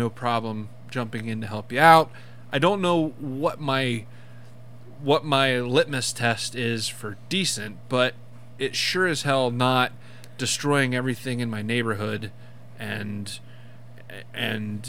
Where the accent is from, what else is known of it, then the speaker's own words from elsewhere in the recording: United States; We're Americans